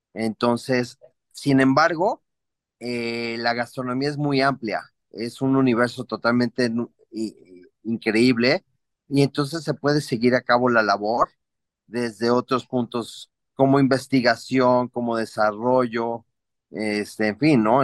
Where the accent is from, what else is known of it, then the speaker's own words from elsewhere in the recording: Mexico City, Mexico; also born or lived in Cancún; now in Cuernavaca, Mexico; yo soy oriundo de la Ciudad de México. Sin embargo, ah, me ha tocado vivir en varias partes. Ahorita estoy en Cuernavaca.